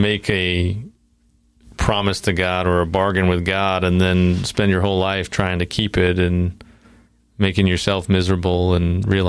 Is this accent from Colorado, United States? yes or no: no; New York, United States; because I'm from New York, so I mean, I'm definitely going to hell if this is.